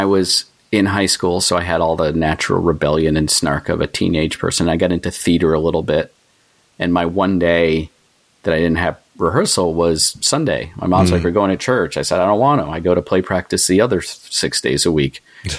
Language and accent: English; Waterville, Maine, United States; also born or lived in New York City / Philadelphia; now in Massachusetts, United States; I grew up in Maine. So I've sort of always been a Northeast person. I've lived Maine, Massachusetts, New York City, Philadelphia.